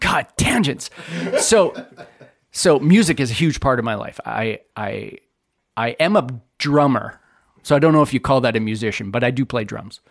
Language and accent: English; The Pas, Manitoba, Canada; I grew up in the Paw